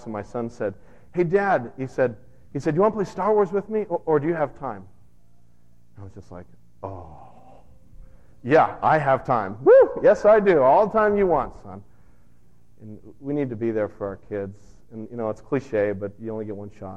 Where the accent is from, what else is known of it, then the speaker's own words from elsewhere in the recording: United States; I'm an American too